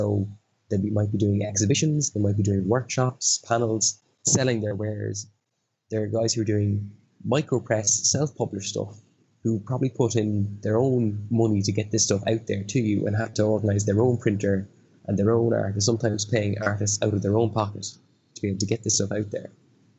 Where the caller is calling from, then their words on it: Dublin, Leinster, Ireland; I'm coming from Dublin in Ireland, and it is currently 1:05 in the morning.